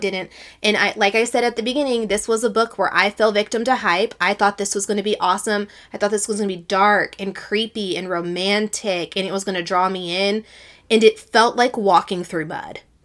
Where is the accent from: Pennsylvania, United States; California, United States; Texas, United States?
Texas, United States; Sarah and I are from the South. We're from Texas